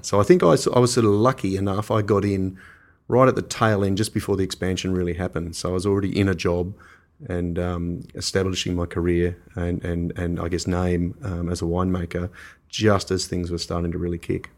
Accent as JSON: {"language": "English", "town": "Canberra", "region": "Australian Capital Territory", "country": "Australia", "tie": "born or raised there", "also_born_or_lived": "Hunter Valley, New South Wales / Tasmania", "moved": "yes", "said": "when I was a kid, I grew up in Canberra"}